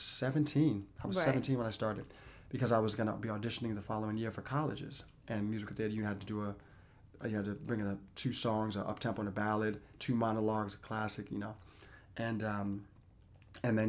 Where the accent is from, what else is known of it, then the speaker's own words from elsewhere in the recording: Boston, Massachusetts, United States; up to that point I was in my hometown of Boston